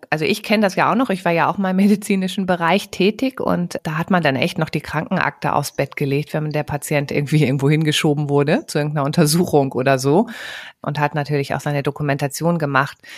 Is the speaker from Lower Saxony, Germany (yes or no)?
yes; Lower Saxony, Germany; ich komme aus der Gegend von Worpswede.